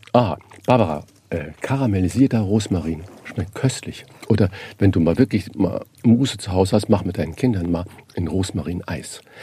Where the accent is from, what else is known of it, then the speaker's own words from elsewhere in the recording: Saarland, Germany; moved away as an adult; now in Hamburg, Germany; bin ja gebürtiger Saarländer und ich bin 1976 oder 77 nach Hamburg gegangen